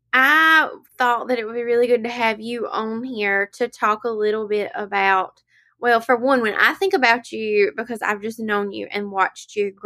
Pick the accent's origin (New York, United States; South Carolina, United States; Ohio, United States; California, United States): South Carolina, United States; Lakeview; She is from my hometown of Lakeview, South Carolina.